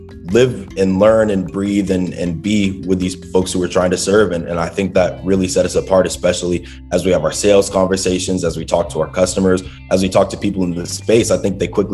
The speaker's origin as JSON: {"language": "English", "town": "Dallas", "region": "Texas", "country": "United States", "tie": "born or raised there", "moved": "yes", "said": "Growing up in Dallas, Texas"}